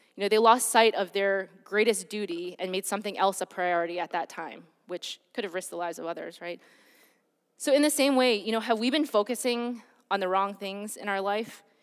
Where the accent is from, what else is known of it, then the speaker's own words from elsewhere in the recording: Detroit, Michigan, United States; I grew up in Michigan, um, and in Detroit, at the time when I was growing up